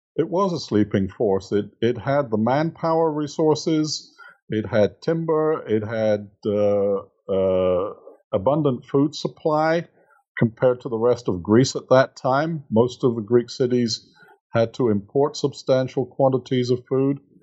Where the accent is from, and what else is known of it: England, United Kingdom; moved away as an adult; now in United States